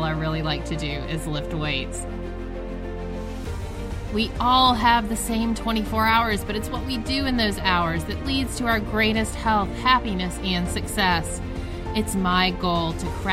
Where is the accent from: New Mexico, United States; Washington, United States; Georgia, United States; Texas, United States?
Georgia, United States; now in Massachusetts, United States; I grew up in Georgia